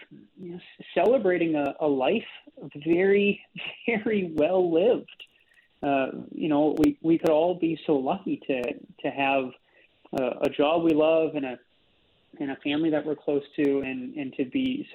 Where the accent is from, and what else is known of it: Canada